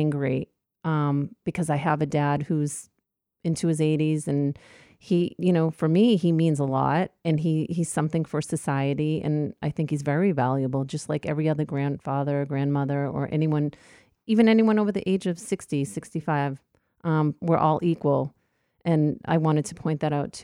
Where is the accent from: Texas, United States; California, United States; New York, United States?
New York, United States; I'm a New Yorker by heart, so I walk through the neighborhood constantly